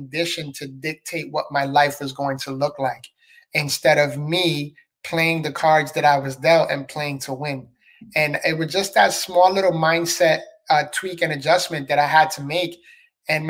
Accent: New York City, New York, United States; moved away as an adult; now in Florida, United States; I was born and raised in the Bronx, New York. So I'm a city boy.

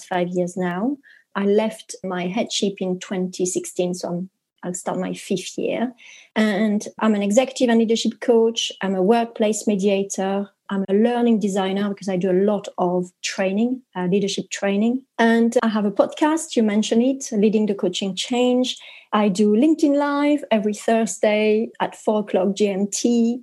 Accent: France; English is a second language; moved away as an adult; now in United Kingdom; I'm French, but I am here in the UK

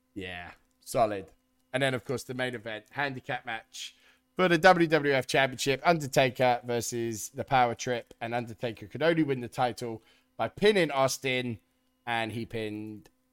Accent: United Kingdom; we're British

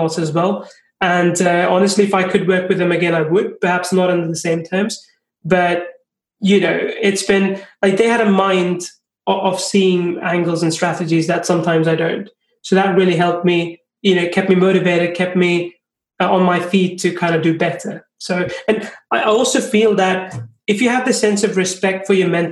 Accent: India; also born or lived in England; now in Finland; I'm from India, I've seen like how things are there. I've lived in England, I live in Finland.

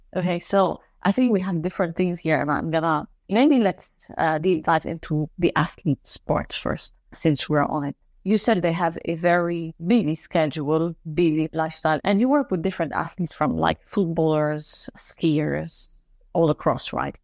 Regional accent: Lebanon; moved away; I'm from Lebanon as well

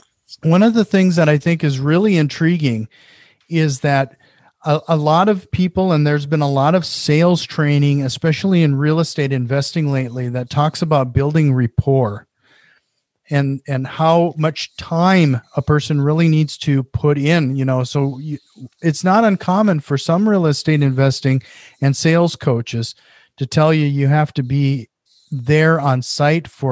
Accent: Minnesota, United States; accent: Minnesotan; My Minnesotan accent

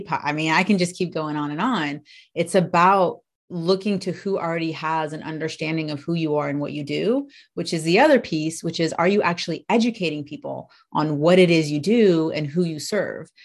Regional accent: United States; accent: American; I'm American, if you can tell from, I guess, my accent

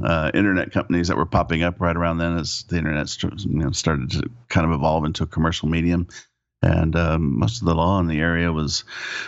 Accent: California, United States; also born or lived in Oklahoma; I was born in Oklahoma, of all places. Ended up moving to California early on. Thank goodness. And was raised in California

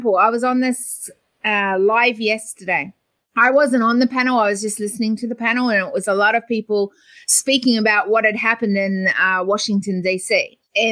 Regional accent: New Zealand; now in Australia; I was born in New Zealand, but I have to tell you, I've lived longer in Australia

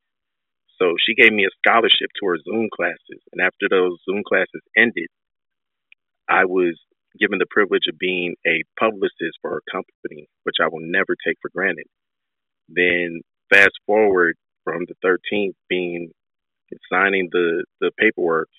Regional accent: Nigeria; I'm Nigerian

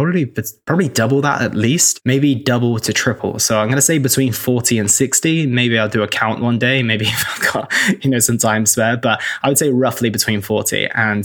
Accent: Oxford, South East England, United Kingdom; moved away as an adult; also born or lived in London / Cheltenham; I'm from the UK. I grew up in Oxford. I lived in London. I lived in Cheltenham for a little while.

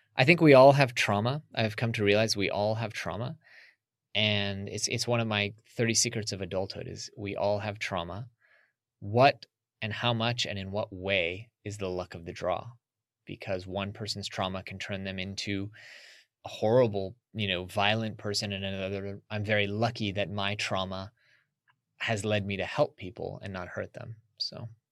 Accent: United States; growing up in America

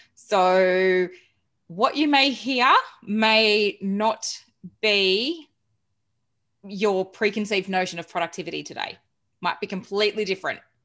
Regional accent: Geelong, Victoria, Australia; also born or lived in England; now in Melbourne, Australia; I moved to Melbourne because I'm originally from Geelong

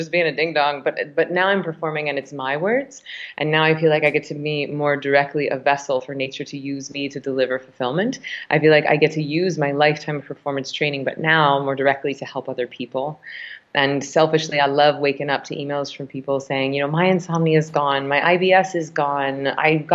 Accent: Tallahassee, Florida, United States; moved away; I grew up in Tallahassee, Florida, about 7 minutes from the Georgia line

